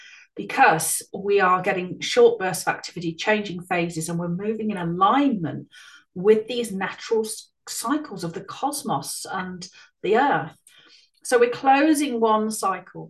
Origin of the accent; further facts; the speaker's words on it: Ireland; moved away; I ended up moving back to Ireland with my mother or emigrating to Ireland for many years throughout my school and early teenage years